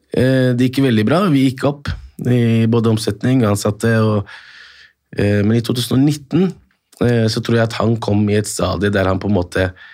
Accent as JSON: {"language": "Norwegian", "country": "Morocco", "moved": "yes", "lives_now": "Norway", "said": "Jeg er opprinnelig fra Marokko"}